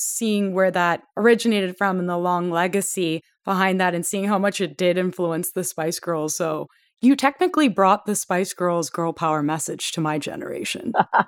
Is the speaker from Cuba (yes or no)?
no; Toronto, Ontario, Canada; accent: Canadian; I'm from Toronto.